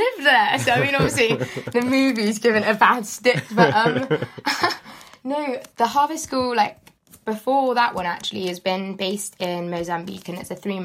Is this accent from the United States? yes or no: no; Devon, South West England, United Kingdom; moved away as an adult; now in Brighton, United Kingdom; I'm originally from Devon. Yeah, so moved across.